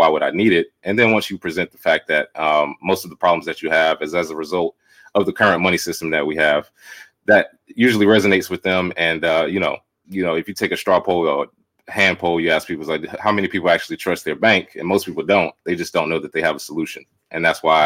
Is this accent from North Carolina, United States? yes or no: yes; Charlotte, North Carolina, United States; moved away as an adult; now in Los Angeles, United States; I'm originally from Charlotte, North Carolina